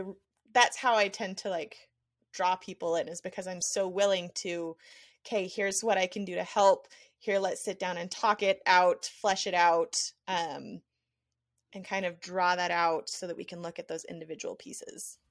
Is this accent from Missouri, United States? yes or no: no; outside of Las Vegas, Nevada, United States; now in Utah, United States; my hometown outside of Las Vegas